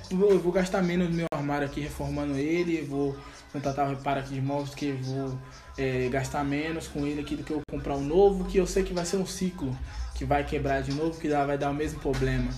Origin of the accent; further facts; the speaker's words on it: Brazil; como brasileiro